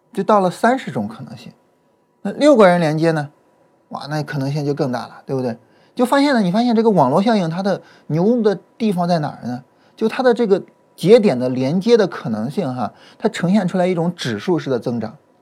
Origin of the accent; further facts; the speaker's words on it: border area of Shandong and Henan, China; 我呢是，呃，出生以及呢长期生活在 山东跟河南就是比较交界的地方。我，我，我家往，呃，我家往南走，我想想啊，那方向，对，是往南走。啊，我家往南走大概走十几公里就到河南